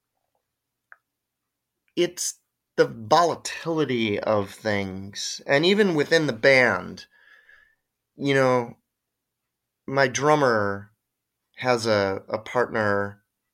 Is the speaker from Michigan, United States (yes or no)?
yes; Detroit, Michigan, United States; moved away; also born or lived in Ann Arbor, Michigan; I'm from Detroit originally, suburban Detroit.